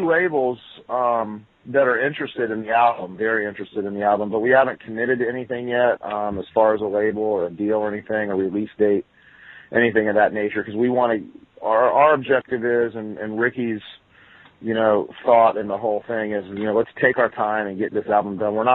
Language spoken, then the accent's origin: English; Florida, United States; born there; Of course, I was born in Florida, and I grew up as a kid listening to all the southern stuff